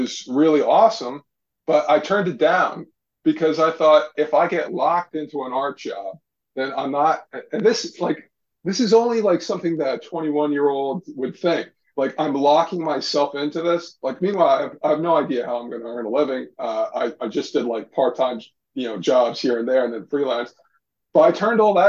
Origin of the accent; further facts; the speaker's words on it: West Trenton, New Jersey, United States; I grew up in West Trenton in New Jersey